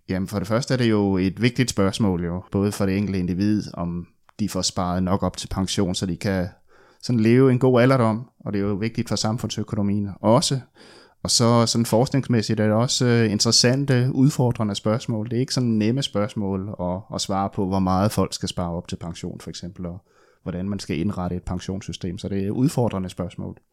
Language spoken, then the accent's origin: Danish; West Funen, Southern Denmark, Denmark; moved away; also born or lived in Odense / Aarhus / Copenhagen; jeg er opvokset på Vestfyn